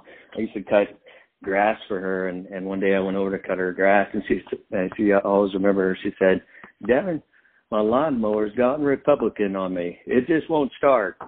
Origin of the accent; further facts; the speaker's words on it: Tell City, Indiana, United States; moved away; growing up in Tell City